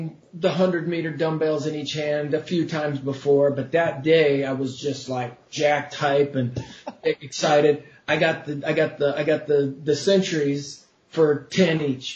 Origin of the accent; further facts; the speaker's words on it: Oregon, United States; moved away as an adult; also born or lived in Moscow, Idaho; I lived in Moscow, Idaho, but I grew up in Oregon.